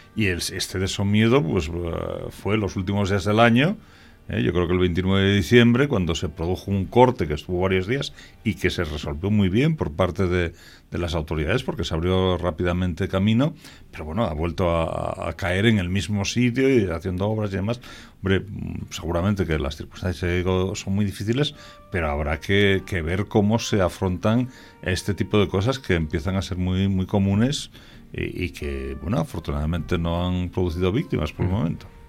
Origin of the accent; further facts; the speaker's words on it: Salas, Asturias, Spain; also born or lived in Somiedo; yo nací en Salas, pero mi ascendencia es toda somedana